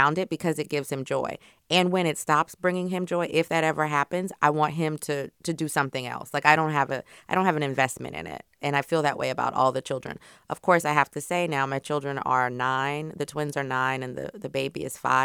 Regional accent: Louisiana, United States; I'm also from Louisiana

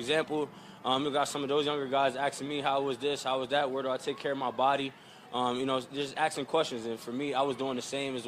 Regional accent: New Jersey, United States; moved away; I'm from Jersey, so you know we known for dancing. Yeah, I know we known for dancing in Jersey

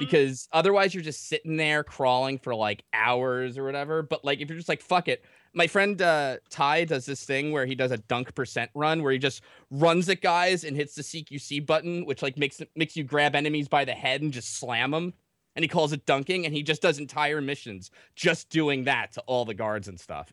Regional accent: New Jersey, United States; I'm from Jersey

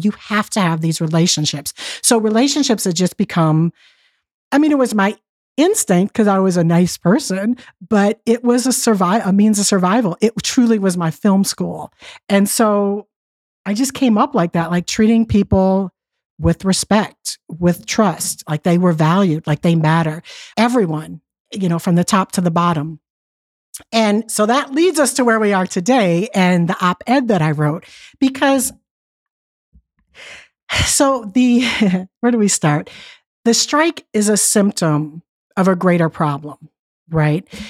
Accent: Detroit, Michigan, United States; I grew up in Detroit, and my father was laid off from the plants

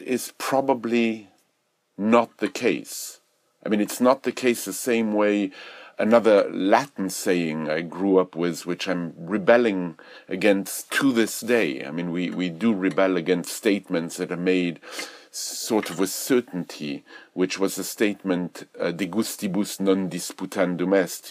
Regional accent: Belgium; moved away; when I was growing up in Europe. I remember in, in Belgium, we, we studied Boileau

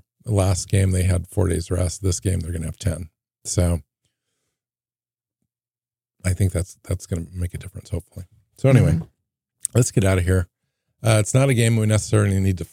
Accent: Seattle, Washington, United States; moved away as an adult; also born or lived in Portland area, Oregon; I grew up in the Seattle area, and then after college moved to the Portland area

